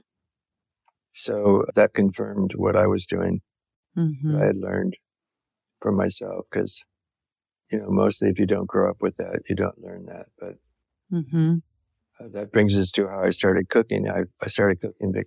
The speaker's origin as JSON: {"language": "English", "town": "San Francisco", "region": "California", "country": "United States", "tie": "born or raised there", "said": "I was born in San Francisco and I'm a Californian"}